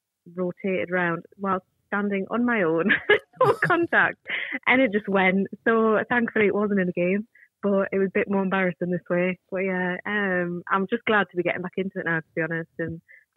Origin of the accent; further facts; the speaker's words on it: Washington, North East England, United Kingdom; accent: northern twang; now in Leamington, United Kingdom; No, not from Leamington. I'm from Washington in the northeast